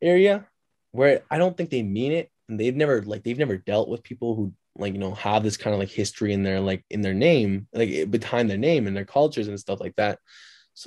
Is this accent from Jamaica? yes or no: no; Canada; also born or lived in Turkey; growing up, like, here